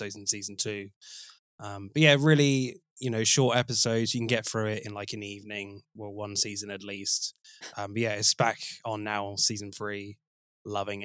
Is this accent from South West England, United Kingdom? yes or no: yes; West Country, South West England, United Kingdom; I am from the West Country.